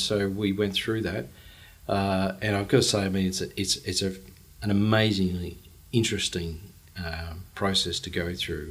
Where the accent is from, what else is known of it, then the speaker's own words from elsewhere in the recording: Brisbane, Queensland, Australia; grew up in Paddington, went to school uh, at uh, Marist at Rosalie